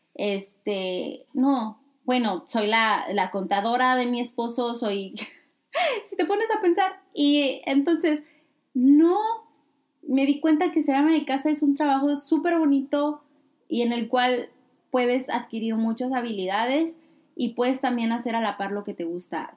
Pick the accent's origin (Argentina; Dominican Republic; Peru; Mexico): Mexico; siendo de México en especial, yo que soy mexicana